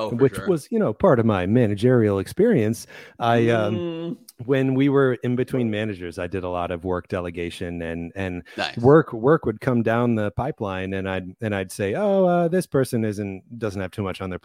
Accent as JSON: {"language": "English", "region": "Midwest", "country": "United States", "tie": "born or raised there", "said": "I grew up in the Midwest and walking into the grocery store, you start to get swampy."}